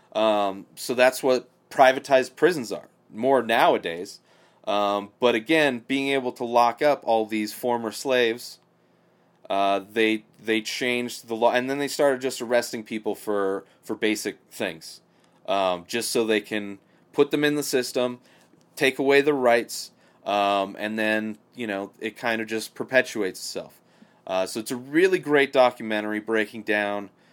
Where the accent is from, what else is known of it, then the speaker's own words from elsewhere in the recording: Southern California, United States; I grew up in Southern California, uh, you know, about two hours away from L